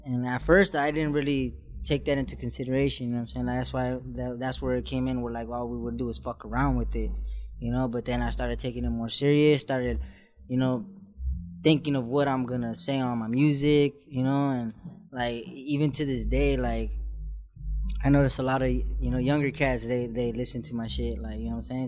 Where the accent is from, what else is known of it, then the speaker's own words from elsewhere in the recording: San Juan Capistrano, California, United States; I come from San Juan Capistrano